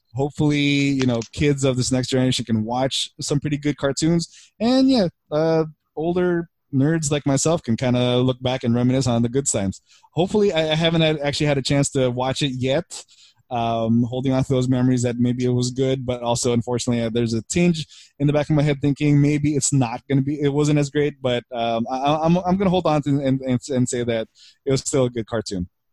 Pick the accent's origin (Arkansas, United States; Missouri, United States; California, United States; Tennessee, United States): California, United States; Burbank; also born or lived in Philippines; I grew up in Burbank.